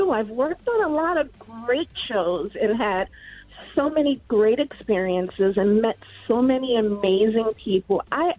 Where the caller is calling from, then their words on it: New York City, New York, United States; I'm calling from Upper Manhattan, Hamilton Heights.